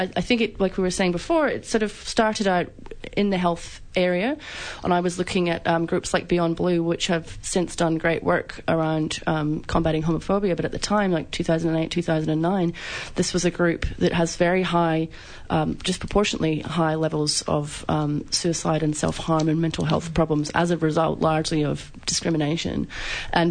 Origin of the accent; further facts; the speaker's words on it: Scotland, United Kingdom; now in Australia; growing up in Scotland, I was very much militant anti-Thatcher kind of young girl